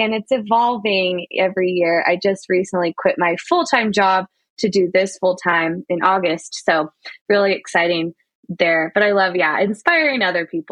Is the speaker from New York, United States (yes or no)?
no; Idaho, United States; moved away as an adult; I grew up in Idaho, and so I never thought I'd move back, but I moved back